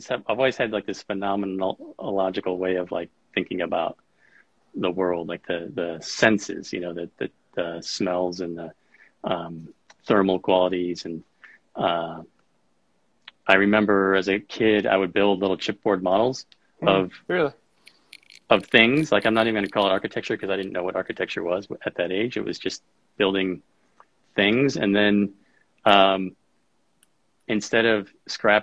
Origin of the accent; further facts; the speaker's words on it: Rockford, Illinois, United States; moved away as an adult; now in Colorado, United States; I grew up in Rockford, Illinois